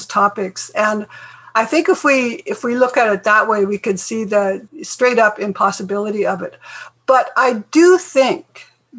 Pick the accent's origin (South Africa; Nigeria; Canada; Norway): Canada; Northeast British Columbia; I'm from Saulteaux First Nation, which is in Treaty 8 territory in Northeast British Columbia